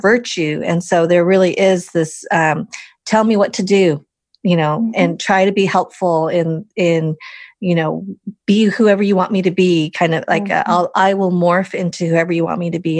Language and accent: English; Wisconsin, United States; I was born in Wisconsin, you know, the middle of the country